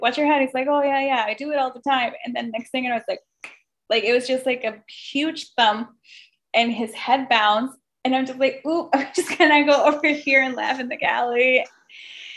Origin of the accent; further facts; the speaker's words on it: Mexico; also born or lived in Michigan; now in Chicago, United States; I grew up in Mexico and then came to the States